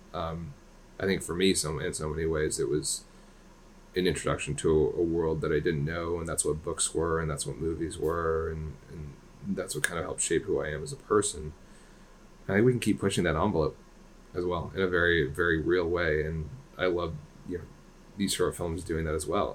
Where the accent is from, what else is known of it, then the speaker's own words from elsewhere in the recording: London, United Kingdom; moved away; I was born in London, England